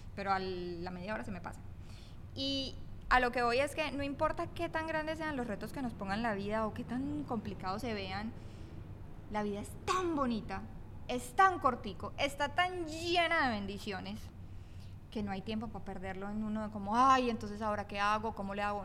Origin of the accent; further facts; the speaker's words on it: Colombia; yo por el lado eh, colombiano.